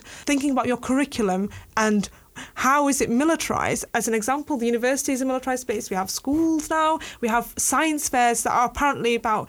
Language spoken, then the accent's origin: English; Yemen; now in United Kingdom; my home country